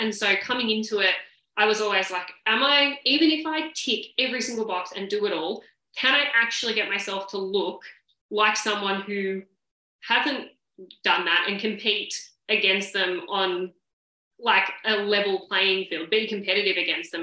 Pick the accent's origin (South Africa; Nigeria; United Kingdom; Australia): Australia; Sydney, New South Wales; now in Victoria, Australia; obviously I live in Victoria, but I'm originally from Sydney and all my family are there.